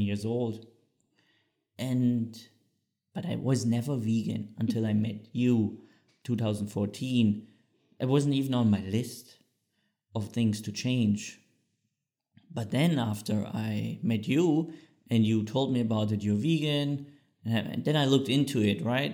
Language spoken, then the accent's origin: English; Bad Salzungen, Thuringia, Germany; English is a second language; moved away as an adult; also born or lived in Switzerland; Bad Salzung, what is a small town in Thüringen, very close to Eisenach. So if people know the Wartburg, or where Martin Luther translated the Bible, that's very close where I grew up